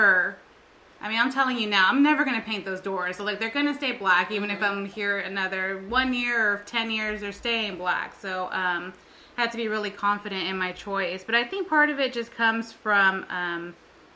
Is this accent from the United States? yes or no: yes; San Antonio, Texas, United States; also born or lived in Beeville, Texas; I'm from San Antonio, but we were living in Beeville when we got married